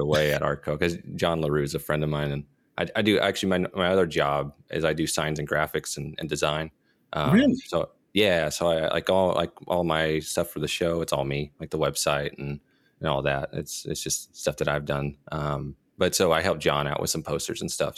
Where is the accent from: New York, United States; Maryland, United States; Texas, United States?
Texas, United States; Dallas; I'm from Dallas